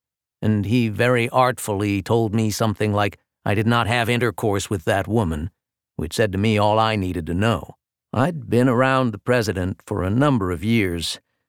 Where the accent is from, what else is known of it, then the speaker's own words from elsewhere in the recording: Louisiana, United States; Maybe it's just growing up in Louisiana, or maybe it's just my kind of view of the world